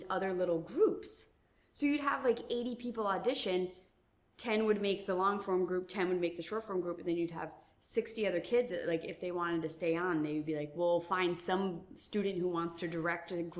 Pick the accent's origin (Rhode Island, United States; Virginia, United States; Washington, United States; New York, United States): Rhode Island, United States; Middletown; I'm from Rhode Island. I'm from Middletown